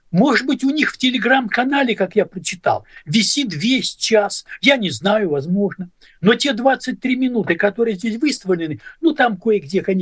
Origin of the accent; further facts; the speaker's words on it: Zabaykalsky Krai, Russia; also born or lived in Ukraine / Belarus / Leningrad, Russia / Estonia; я вырос в Советском Союзе. Отец мой служил в армии. И родился я на Украине, а вырос в Забайкале, а школу кончал в Белоруссии, а университет кончал лучшие годы провел в Ленинграде